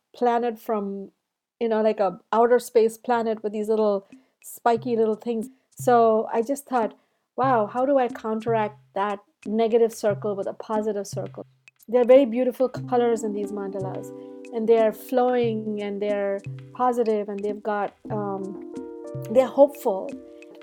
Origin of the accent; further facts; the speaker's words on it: India; moved away as an adult; now in United States; I come from India, and those icons from Hinduism and Buddhism and all surrounded me